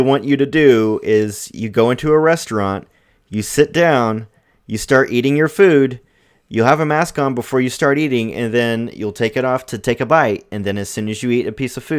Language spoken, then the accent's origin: English; Missouri, United States; I guess my home state of Missouri just extended their